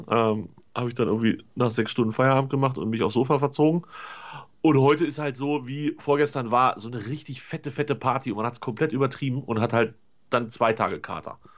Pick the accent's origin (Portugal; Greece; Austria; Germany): Germany; North Rhine-Westphalia